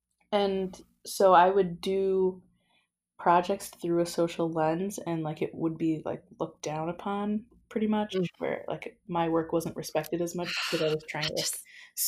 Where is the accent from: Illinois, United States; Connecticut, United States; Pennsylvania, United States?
Illinois, United States; Oak Park; also born or lived in Muncie, Indiana; I grew up in Oak Park, Illinois. And that's the first suburb west of Chicago.